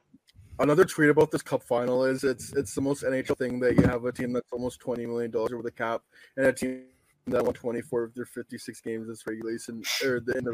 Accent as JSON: {"language": "English", "country": "Canada", "said": "And like obviously being Canadian"}